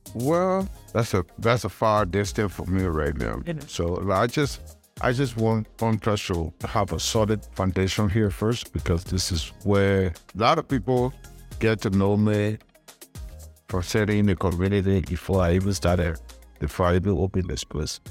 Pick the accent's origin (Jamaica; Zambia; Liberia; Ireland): Liberia; moved away; also born or lived in Ghana; my native country, I'm from Liberia.